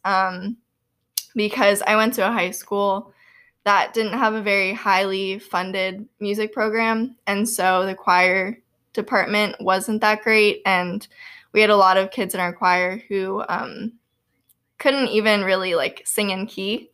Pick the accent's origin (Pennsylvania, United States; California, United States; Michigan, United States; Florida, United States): Florida, United States; Boynton Beach; moved away as an adult; also born or lived in Louisiana; now in Kentucky, United States; I am from Boynton Beach, Florida, actually, which is, like, halfway between West Palm Beach and Boca Raton